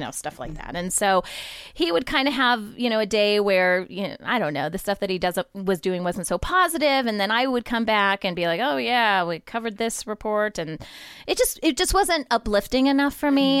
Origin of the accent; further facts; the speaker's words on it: Ohio, United States; moved away as an adult; also born or lived in Upper Peninsula of Michigan; now in San Diego, United States; I grew up in Ohio